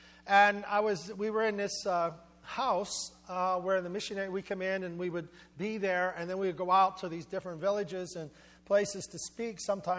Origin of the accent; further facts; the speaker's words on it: Johnstown, Pennsylvania, United States; I'm from Johnstown.